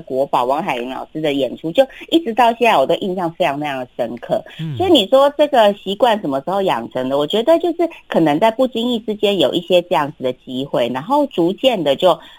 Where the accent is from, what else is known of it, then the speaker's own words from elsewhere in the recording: Kaohsiung, Taiwan; 因为我在高雄长大